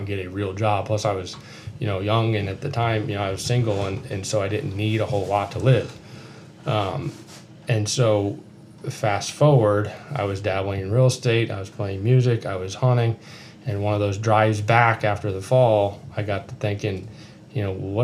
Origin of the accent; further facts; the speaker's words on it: North Carolina, United States; moved away; also born or lived in Lake George, New York / Illinois; I grew up in North Carolina, and then I ended up in, the Adirondacks in Lake George, New York